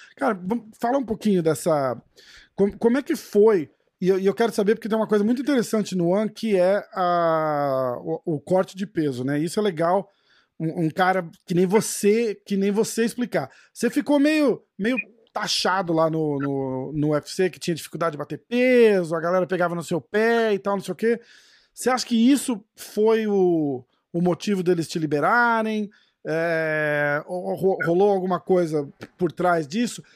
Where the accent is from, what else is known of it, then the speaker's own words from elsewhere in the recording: Brazil; now in New York, United States; eu falo inglês com sotaque, porra, sou brasileiro